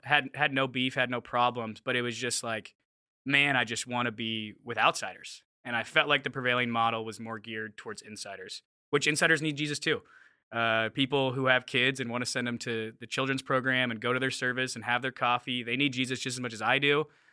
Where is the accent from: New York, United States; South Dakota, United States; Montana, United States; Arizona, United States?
Arizona, United States; Mesa; moved away as an adult; also born or lived in Los Angeles, California / Seattle area; now in Seattle, United States; I'm from Phoenix, Arizona, which I think you guys know that. Uh, from a little suburb outside of it called Mesa. Um, it's where all the suburban kids kind of go from Phoenix. So grew up there, was there for 19 years through high school